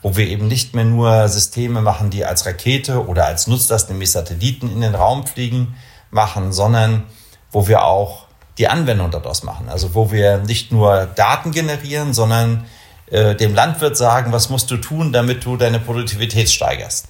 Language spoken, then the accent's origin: German; Kiel, Schleswig-Holstein, Germany; also born or lived in Augsburg / Munich; now in Bremen, Germany; ich bin Norddeutscher, kein Bremer. Ich komme aus Kiel.